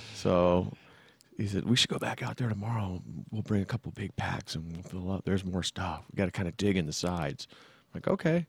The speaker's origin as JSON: {"language": "English", "town": "San Jose", "region": "California", "country": "United States", "tie": "born or raised there", "also_born_or_lived": "Fremont, California / Sacramento, California", "said": "I grew up in the, in Santa Clara, San Jose area, and then I moved to Fremont, um, in my junior high year, and then finished high school and then moved up to S A C"}